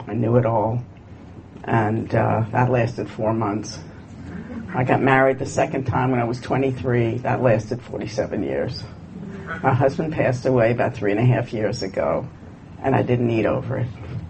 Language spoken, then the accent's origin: English; Virginia, United States; When I came from Virginia, and my father had two grocery stores.